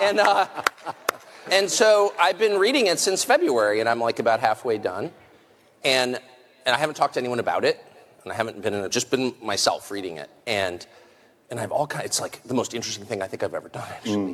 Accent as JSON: {"language": "English", "country": "United States", "said": "I'm American. And so I grew up with this feeling"}